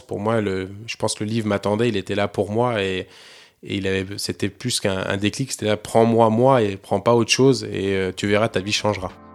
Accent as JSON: {"language": "French", "country": "France", "said": "je suis français"}